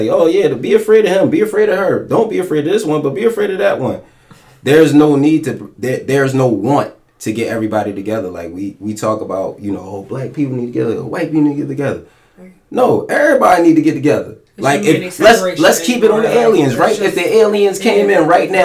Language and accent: English; Philadelphia, Pennsylvania, United States; I'm from Philly